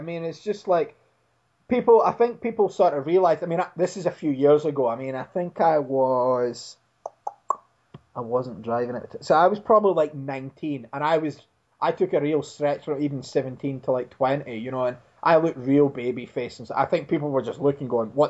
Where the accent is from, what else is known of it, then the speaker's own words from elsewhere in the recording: Dundee, Scotland, United Kingdom; my hometown of Dundee, Scotland.